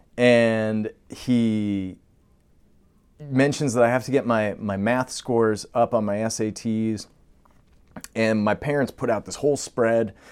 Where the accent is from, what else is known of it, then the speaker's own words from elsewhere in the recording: Long Island, New York, United States; also born or lived in Brooklyn; we grew up on Long Island